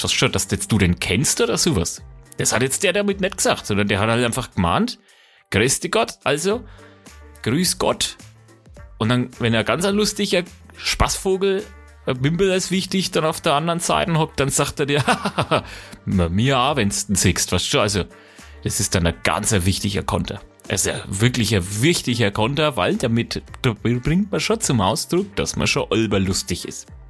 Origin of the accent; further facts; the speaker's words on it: Franconia, Bavaria, Germany; wir sind Franken, wir sind halt keine Bayern